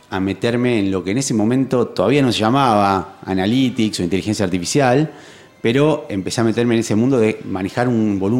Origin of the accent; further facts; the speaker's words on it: Rosario, Santa Fe, Argentina; also born or lived in Bariloche / Campana; Tengo 40. 40, ahí va. Rosarino. Soy rosarino. Eh, estudié acá en Rosario el colegio y después la facultad fui a estudiar a Bariloche, al Instituto Balseiro.